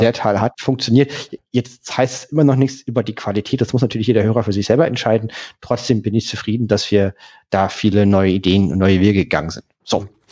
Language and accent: German; Berlin, Germany; ich komme aus Köpenick